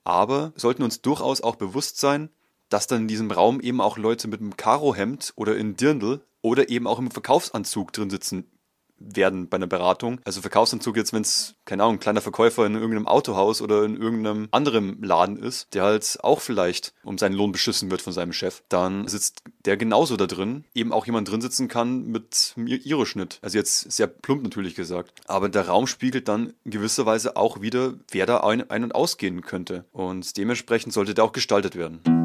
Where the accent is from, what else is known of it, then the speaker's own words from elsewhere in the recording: Bavaria, Germany; bei uns in Bayern